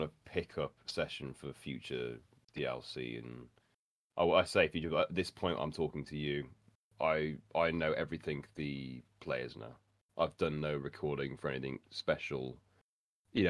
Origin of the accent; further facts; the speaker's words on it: Birmingham, West Midlands, United Kingdom; accent: Birmingham; my local Birmingham accent